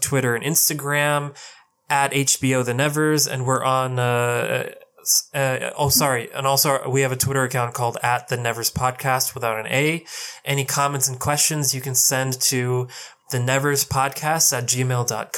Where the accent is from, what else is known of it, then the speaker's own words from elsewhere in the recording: India; I'm Indian